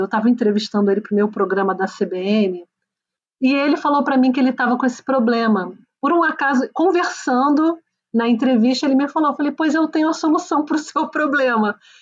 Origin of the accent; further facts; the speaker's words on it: Brazil; now in Switzerland; E como a gente não vem da Suécia, a gente vem do Brasil